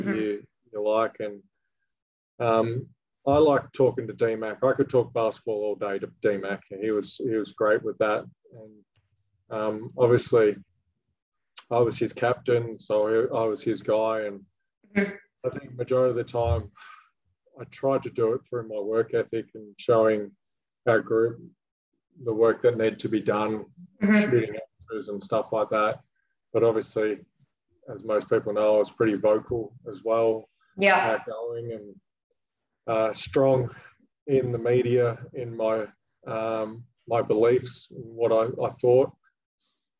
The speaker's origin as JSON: {"language": "English", "region": "Western Australia", "country": "Australia", "tie": "born or raised there", "moved": "yes", "said": "Got to finish my career in Perth, which was symbolic as well. Obviously, being my home state"}